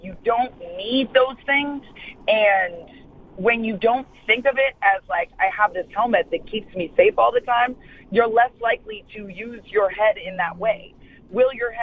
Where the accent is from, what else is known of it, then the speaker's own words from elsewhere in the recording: Vero Beach, Florida, United States; I grew up in Vero Beach, Florida, which is a small town